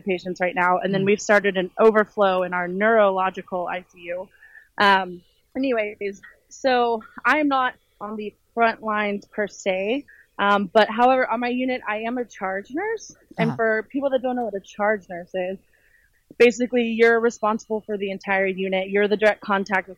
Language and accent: English; Casper, Wyoming, United States; now in Houston, United States; I was born in Casper, Wyoming.